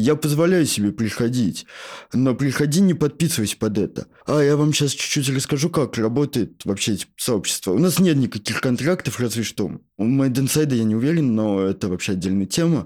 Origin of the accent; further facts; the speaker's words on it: Shatura, Moscow Oblast, Russia; я сам из Подмосковья